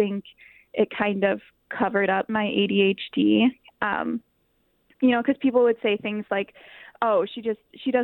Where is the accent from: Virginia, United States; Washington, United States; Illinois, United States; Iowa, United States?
Iowa, United States; Dubuque; also born or lived in Waterloo, Iowa; I was born in Waterloo, Iowa, and then I moved to Dubuque when I was really young. So I mostly grew up there